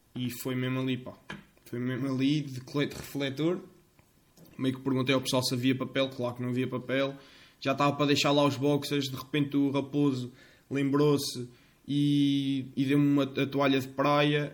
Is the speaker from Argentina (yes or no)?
no; Fontainhas, Centro, Portugal; o café da minha terrinha nas Fonteinhas, aqui nas Fonteinhas